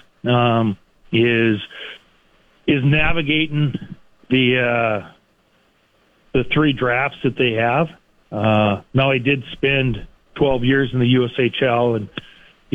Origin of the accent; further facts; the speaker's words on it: Minot, North Dakota, United States; I'm from Minot, North Dakota